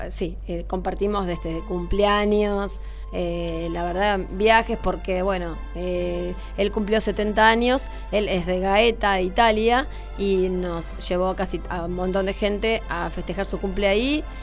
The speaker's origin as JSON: {"language": "Spanish", "town": "Mar del Plata", "region": "Buenos Aires Province", "country": "Argentina", "tie": "born there", "said": "nací y en Mar del Plata y siempre me gustó esta ciudad, no, nunca pensé en, ir a, trabajar a otro lado"}